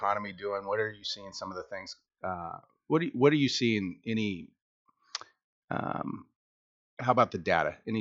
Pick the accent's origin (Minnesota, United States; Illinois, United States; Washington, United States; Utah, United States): Washington, United States; Seattle; I'm from Seattle